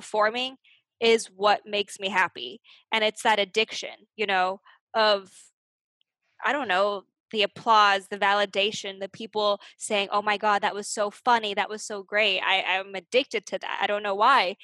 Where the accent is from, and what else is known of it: Arcadia, California, United States; born or raised there; moved away